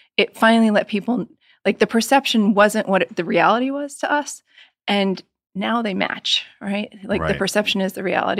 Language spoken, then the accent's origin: English; Scranton, Pennsylvania, United States; I'm from Scranton